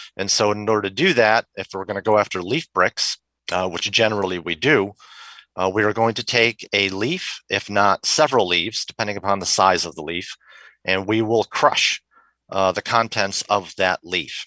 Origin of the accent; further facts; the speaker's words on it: Rochester, New York, United States; moved away; also born or lived in Henrietta, New York; I grew up in Rochester, New York